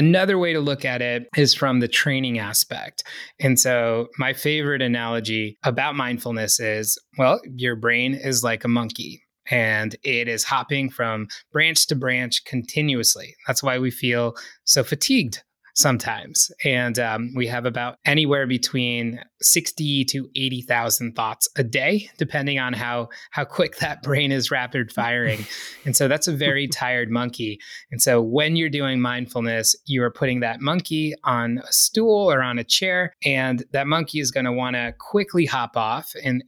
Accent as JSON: {"language": "English", "region": "East Coast", "country": "United States", "tie": "born or raised there", "said": "Growing up on the East Coast, I certainly felt that it was a really fast-paced way of life."}